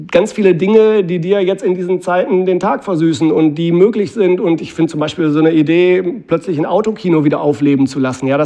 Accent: Mülheim an der Ruhr, North Rhine-Westphalia, Germany; in meiner Heimatstadt Mülheim

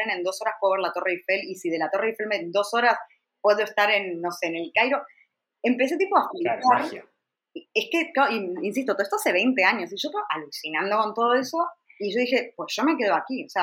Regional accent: Argentina; moved away as an adult; yo me fui hace 21 años de Argentina. Cuando yo me fui de Argentina, me fui joven y sola, ¿vale?

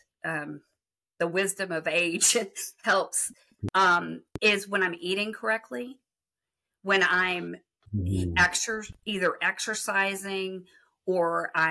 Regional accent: Texas, United States; So I'm from Texas

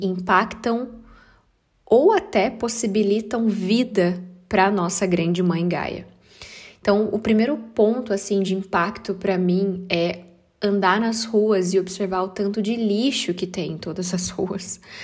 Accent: Brazil; moved away; minha terra sagrada

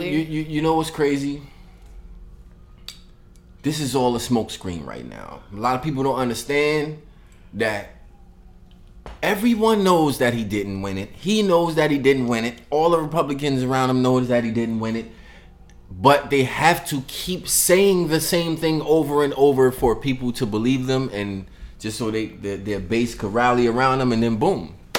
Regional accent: Brooklyn, New York, United States; also born or lived in Bronx; I'm saying I was born in the Bronx. Don't tell nobody, right? But I came to Brooklyn when I was real young, so that don't count.

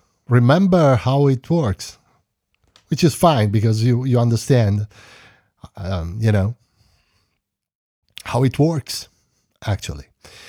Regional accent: Bologna, Emilia-Romagna, Italy; born there; English is a second language; I was born in 1972 in Bologna, Emilia-Romagna. I worked several years in my city, basically, and then I moved in other places in Emilia, Carpi

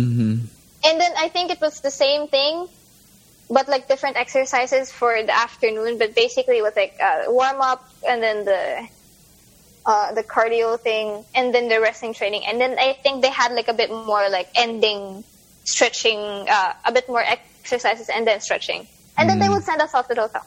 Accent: Philippines; moved away; I was from the Philippines

